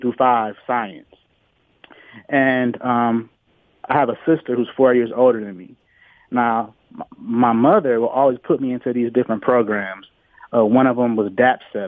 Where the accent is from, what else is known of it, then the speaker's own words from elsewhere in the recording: Detroit, Michigan, United States; Born and raised in Detroit.